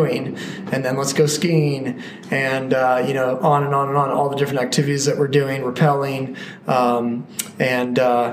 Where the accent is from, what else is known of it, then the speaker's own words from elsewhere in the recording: Colorado, United States; landlocked growing up in Colorado